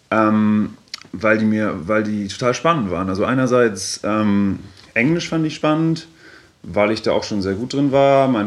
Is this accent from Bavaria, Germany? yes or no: yes; Bavaria, Germany; der war vorher an der Uni in äh, Erlangen, in, in Franken, wo ich herkomme.